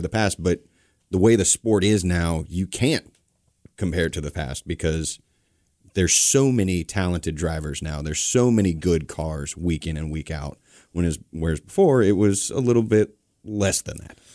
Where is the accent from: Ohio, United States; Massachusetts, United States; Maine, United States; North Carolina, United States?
North Carolina, United States; I grew up here in North Carolina